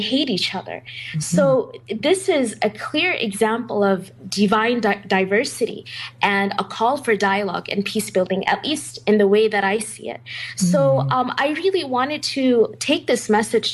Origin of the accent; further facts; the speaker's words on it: United States; growing up in the United States